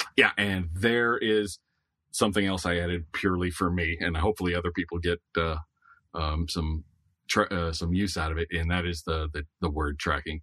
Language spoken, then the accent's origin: English; the Florida coast, United States; I grew up on the Florida coast